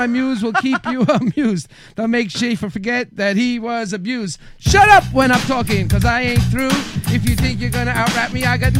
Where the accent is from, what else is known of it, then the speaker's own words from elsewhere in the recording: New York, United States; also born or lived in Middle Village, Queens; I grew up in Bushwick, Brooklyn is where I was born, and then we moved to Middle Village